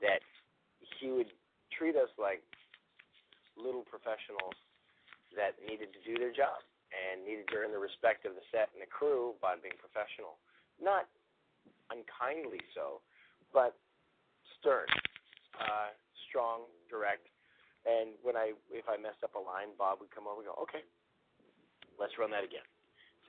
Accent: Toronto, Ontario, Canada; moved away as an adult; now in Los Angeles, United States; I was from Toronto

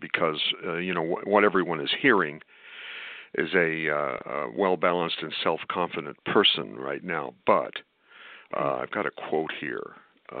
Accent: United States

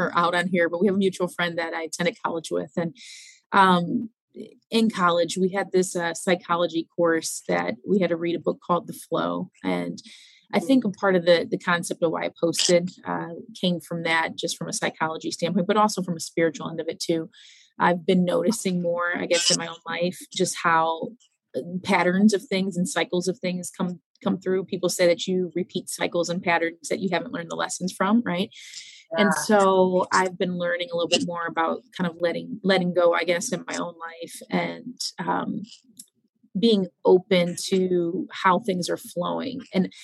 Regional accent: Cleveland, Ohio, United States; I'm from Cleveland, Ohio

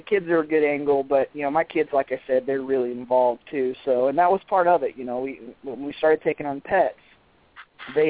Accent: South Texas, United States; I grew up in South Texas in, like, the coastal plains area

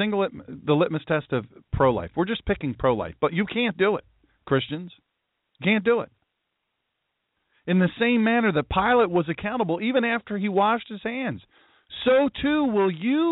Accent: Sussex County, Delaware, United States; I'm specifically from Sussex County.

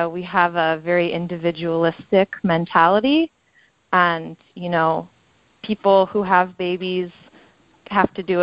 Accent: Los Angeles, California, United States; moved away as an adult; now in Detroit, United States; I'm originally from the L.A. area

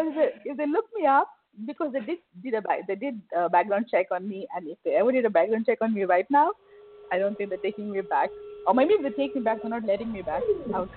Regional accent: India; moved away as an adult; now in Dubai, United Arab Emirates; I'm an Indian

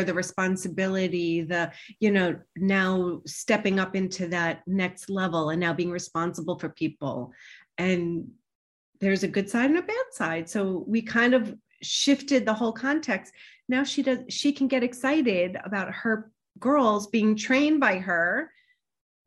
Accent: New York, United States; also born or lived in Boston / Manhattan; I grew up in New York

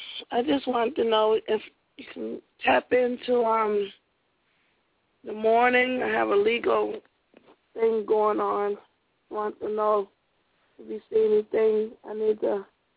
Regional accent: Utica, New York, United States; moved away; also born or lived in Atlanta, Georgia; Atlanta right now, outside of Atlanta, like Henry County, south of Atlanta. So I was born in Utica, New York.

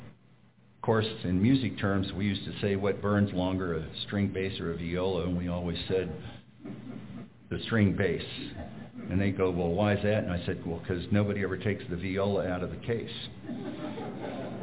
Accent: Brookdale, California, United States; also born or lived in San Francisco, California; I was born in San Francisco, California. We lived south of there in a redwood forest district in a town called Brookdale, California.

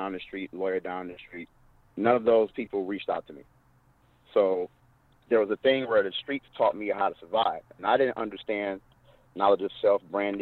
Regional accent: Detroit, Michigan, United States; I grew up in Detroit, Michigan, one of the most segregated cities in America

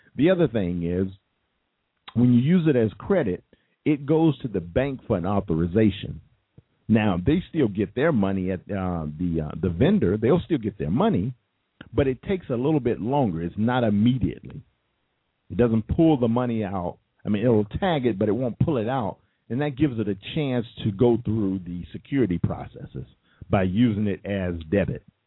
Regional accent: United States; I was born I I was born in America. I was born and bred.

